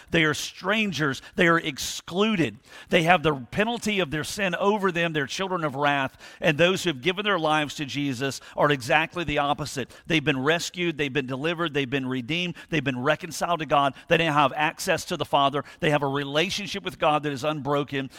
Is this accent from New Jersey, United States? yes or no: no; Thunderbolt, Georgia, United States; I grew up in almost near Thunderbolt